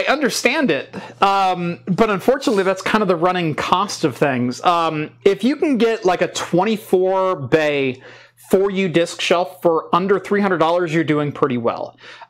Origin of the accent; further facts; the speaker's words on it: Melbourne, Victoria, Australia; I'm from Melbourne. It sounds like Melbourne.